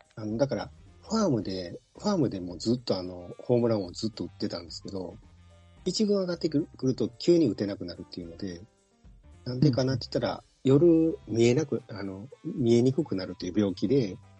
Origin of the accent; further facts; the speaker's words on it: Kansai, Japan; 関西生まれの、もう、阪神がお膝元のところでずっと生まれてるんで